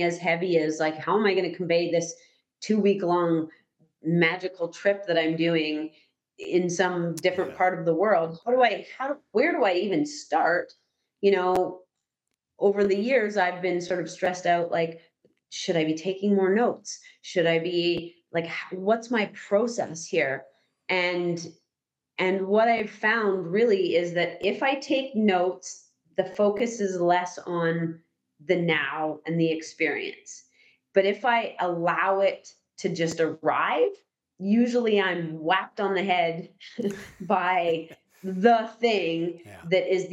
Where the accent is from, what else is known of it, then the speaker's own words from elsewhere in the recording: Canada; I'm from Canada.